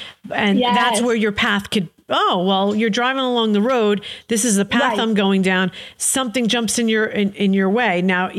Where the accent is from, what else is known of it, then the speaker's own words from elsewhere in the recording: Paterson, New Jersey, United States; I was born in Paterson, New Jersey.